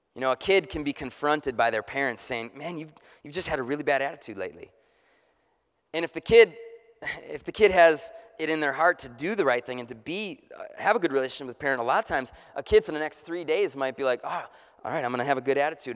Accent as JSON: {"language": "English", "country": "United States", "said": "being an American"}